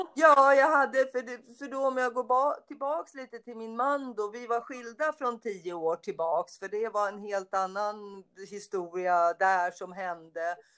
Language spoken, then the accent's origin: Swedish; Stockholm, Stockholm County, Sweden; moved away as an adult; also born or lived in United States; jag är ju från Söder också och när jag växte upp och bodde på Söder när jag var liten